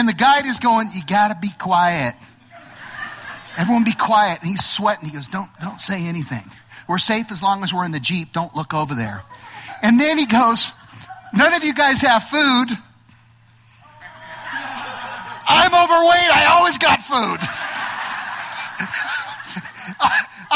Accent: Los Angeles, California, United States; I'm from Los Angeles, right? I'm an LA boy

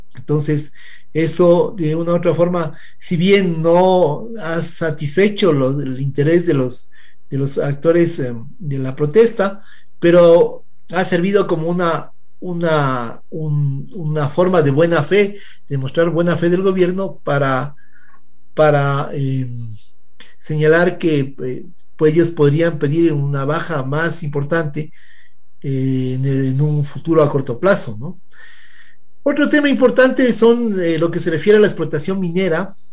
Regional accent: Ecuador

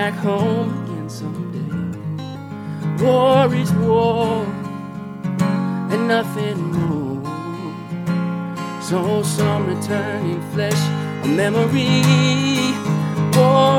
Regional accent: Moline, Illinois, United States; moved away; also born or lived in California; I'm originally from Moline, Illinois, and I migrated out to California

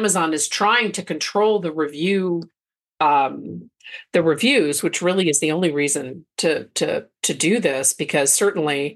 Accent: Belgium; now in United States; I grew up in Belgium and, you know, I speak the language fluently.

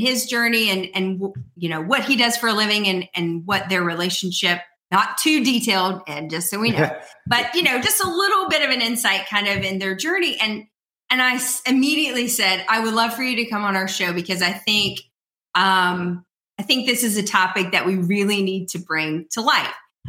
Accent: North Carolina, United States; they live in my home state of North Carolina.

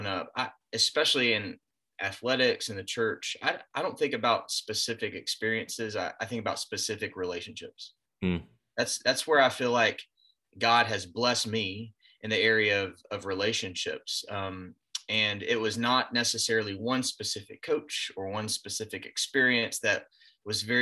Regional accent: Greenville, South Carolina, United States; also born or lived in Georgia; I grew up in the Greenville area. I was born in Georgia, but grew up in Greenville

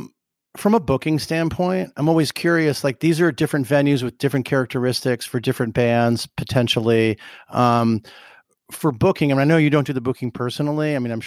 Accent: Chicago, Illinois, United States; I'm from Chicago.

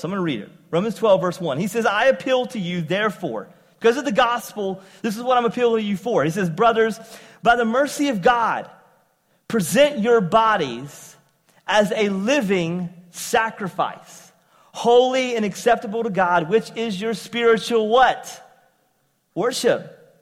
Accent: eastern North Carolina, United States; accent: southern; moved away as an adult; also born or lived in upstate New York; eastern North Carolina all my life, having uh, a southern accent, I ended up after high school moving uh, to uh, upstate New York

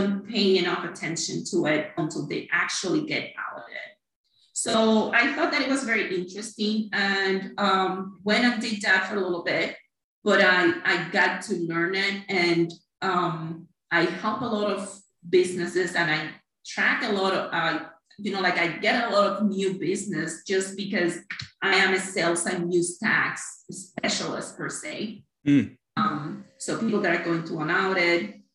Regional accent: Cuba; moved away as an adult; also born or lived in Miami, United States; now in Naples, United States; I'm originally from Cuba

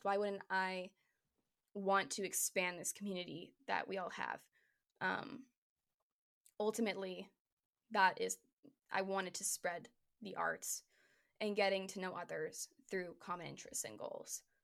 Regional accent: Hamilton, Ontario, Canada; moved away as an adult; now in Toronto, Canada; I was in Hamilton still. I was in my hometown.

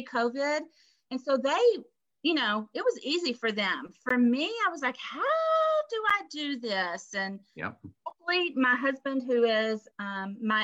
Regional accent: Texas, United States; also born or lived in Memphis, Tennessee; now in Pennsylvania, United States; I am from Texas. And I claim my Texas roots.

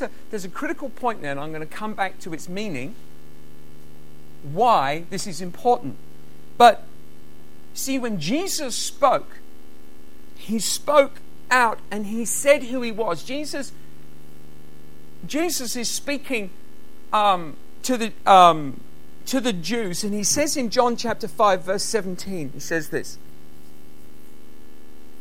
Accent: United Kingdom; being British, we have the privilege of just being allowed to speak our own language wherever we go

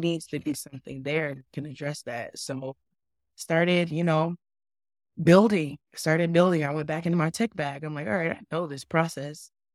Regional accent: San Diego, California, United States; moved away; I grew up in San Diego, California.

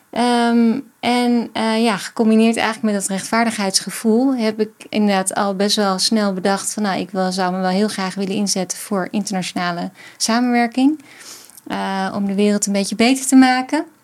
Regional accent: Weesp, North Holland, Netherlands; Ik kom uit Weesp.

